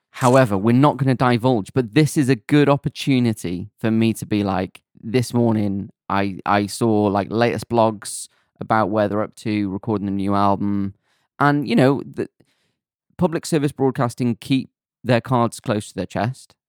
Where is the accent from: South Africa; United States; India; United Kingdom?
United Kingdom; Rhyl, Wales; I'm from Real